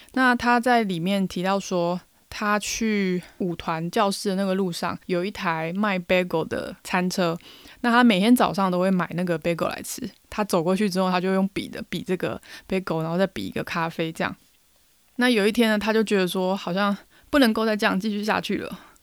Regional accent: Taiwan; 我们台湾人讲英文带一点台湾味

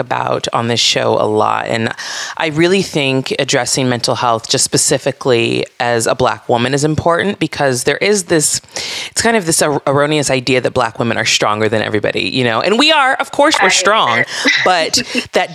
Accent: Santa Barbara, California, United States; I grew up in Santa Barbara, California.

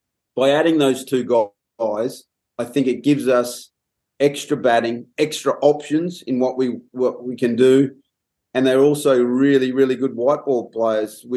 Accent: Perth, Western Australia, Australia; moved away as an adult; also born or lived in Netherlands; now in Durham, United Kingdom; I'm a Perth boy.

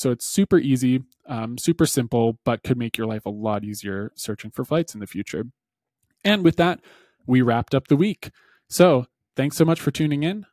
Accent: Canada; for me as a Canadian

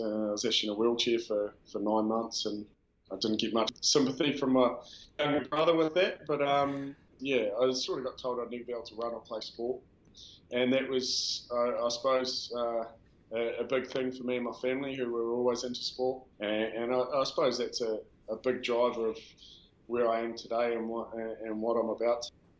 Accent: Dunedin, Otago, New Zealand; Just a South Dunedin lad, born and bred South Dunedin, Waterloo Street.

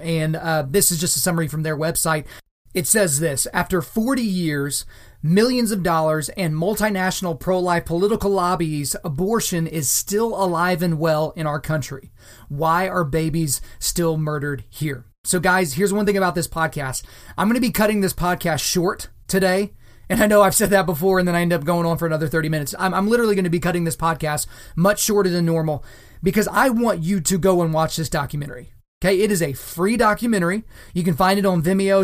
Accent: Oklahoma, United States; my home state, the state that I'm currently living in, the state of Oklahoma

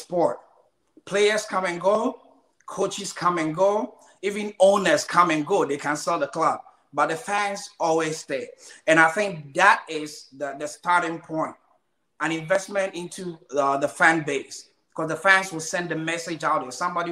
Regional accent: Ghana; moved away; So I'm from Ghana, West Africa.

